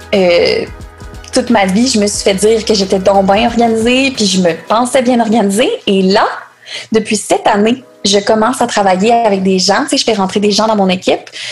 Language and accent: French; Quebec City, Quebec, Canada; Je viens de Québec